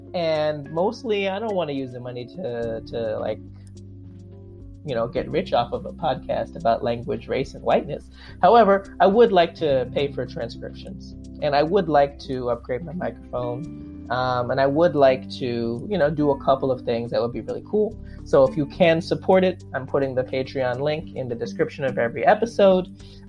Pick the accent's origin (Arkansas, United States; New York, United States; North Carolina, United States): New York, United States; also born or lived in South Korea; As you know, I'm a Black doctoral student. I live in Queens, New York. I was born and raised in New York, although I've lived in a couple of other places.